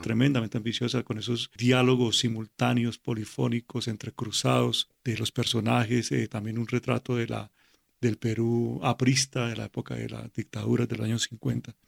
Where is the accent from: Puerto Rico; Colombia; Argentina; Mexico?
Colombia; Cali, Valle del Cauca; efectivamente nací en Cali